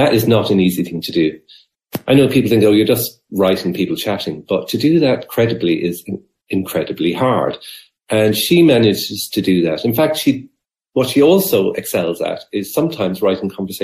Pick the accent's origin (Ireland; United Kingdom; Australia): Ireland; Dungarvan, Munster; when I was a young fella growing up in Abbeyside, Dungarvan